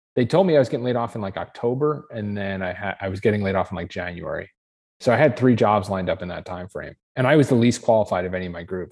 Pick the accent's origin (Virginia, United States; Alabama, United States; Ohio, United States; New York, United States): Ohio, United States; I'm from Ohio, and I'm a pilot.